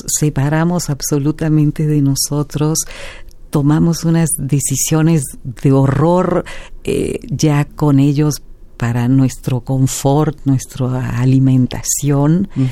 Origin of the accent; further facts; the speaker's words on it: Mexico; como ciudadanos, como mexicanos, mexicanas